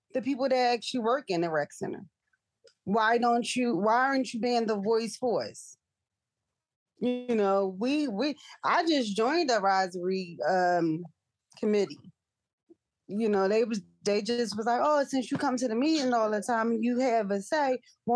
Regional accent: Philadelphia, Pennsylvania, United States; North Philly, again, I was raised there

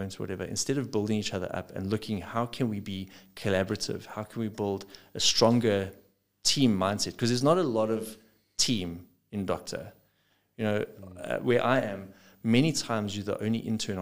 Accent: South Africa; I'm a South African, not a South Afrikaans

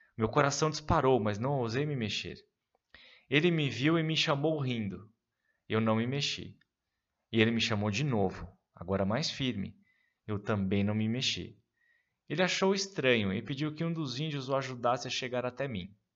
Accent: São Paulo, Brazil; no Ipiranga, bairro onde cresci e morei até então

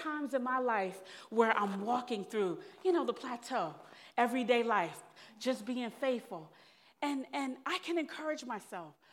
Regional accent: New York City, New York, United States; moved away as an adult; also born or lived in Raleigh, North Carolina; the only little African-American psychologist from New York

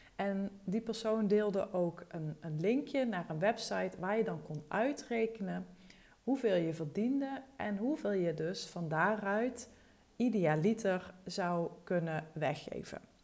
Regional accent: Wessem, Limburg, Netherlands; moved away as an adult; also born or lived in Arnhem; now in Thorn, Netherlands; ik kom uit Wessem en dat is het dorpje naast Torren, waar we nu dus allebei wonen

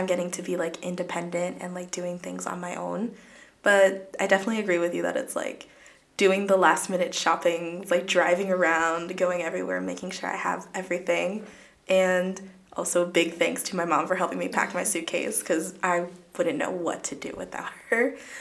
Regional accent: Stamford, Connecticut, United States; I'm from Stamford, Connecticut, and I go to UConn Stamford

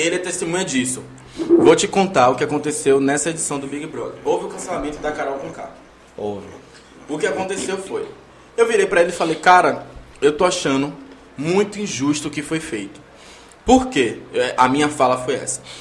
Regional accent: Northeast Brazil, Brazil; also born or lived in Salvador, Bahia; eu sou nordestino.

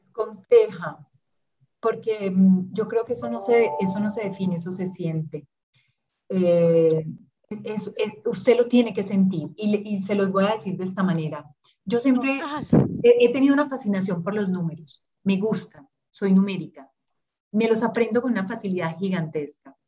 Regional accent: Urabá, Antioquia, Colombia; also born or lived in Brazil; now in Medellín, Colombia; nací en Urabá

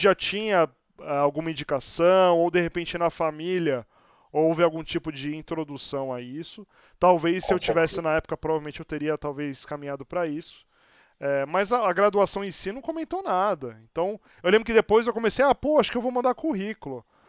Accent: Santos, São Paulo, Brazil; now in São Paulo, Brazil; eu sou de Santos, estou aqui em São Paulo já há quase 20 anos

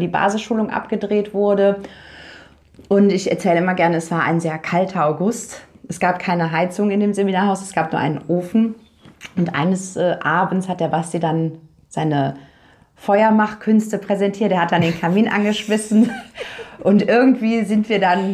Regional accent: Cologne, North Rhine-Westphalia, Germany; moved away as an adult; now in Paraguay; wir kommen aus NRW beide.

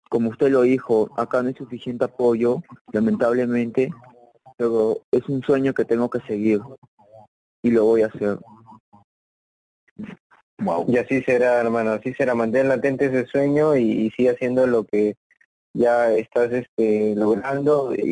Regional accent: Ayacucho, Peru; now in Lima, Peru; Yo salí de Ayacucho, me fui para Lima y empecé a hacer un campamento.

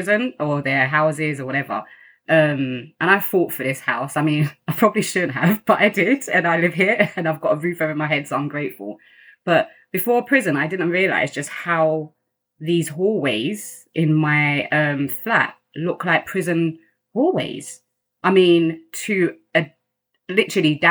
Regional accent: London, United Kingdom; also born or lived in Kampala, Uganda; I've grown up in Greenwich. I've never left Greenwich

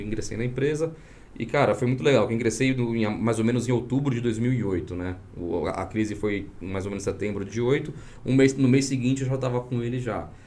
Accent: São Paulo, Brazil; moved away as an adult; also born or lived in Vitória, Espírito Santo; eu sou nascido no Espírito Santo, Vitória. E aí, logo com um ano de idade, eu me mudei para São Paulo, através dos meus pais, né? Meu pai veio trabalhar em São Paulo. E fiquei em São Paulo até os 35 anos

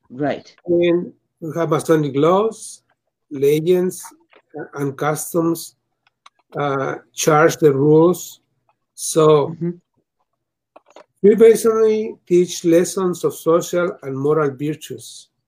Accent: Mexico; English is a second language; now in United States; I come from Mexico to the US.

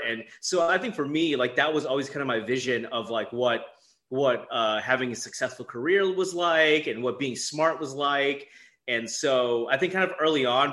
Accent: Minneapolis, Minnesota, United States; moved away as an adult; now in Atlanta, United States; Growing up in the Twin Cities, I watched a lot of like local news with my family

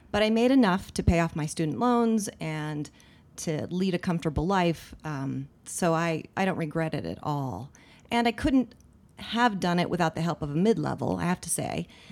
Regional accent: Littleton, Colorado, United States; I grew up mostly in Littleton, um, in the middle class suburbs. Uh, went to Arapahoe High School

